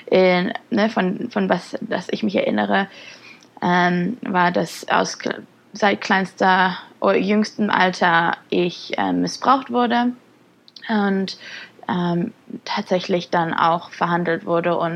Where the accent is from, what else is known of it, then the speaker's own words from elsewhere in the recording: Germany; Ja, also geboren und groß geworden in Deutschland.